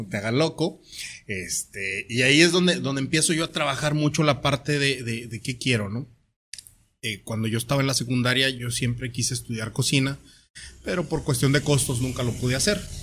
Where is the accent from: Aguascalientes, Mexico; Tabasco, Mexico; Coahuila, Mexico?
Coahuila, Mexico; Torreón; moved away as an adult; also born or lived in Sierra Tarahumara; now in Tijuana, Mexico; mi tierra, yo soy de Torreón, Coahuila